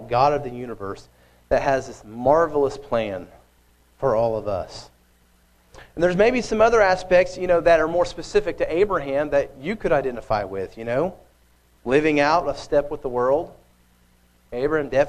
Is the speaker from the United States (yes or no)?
yes; Oklahoma, United States; I grew up in Oklahoma. It's in the middle of America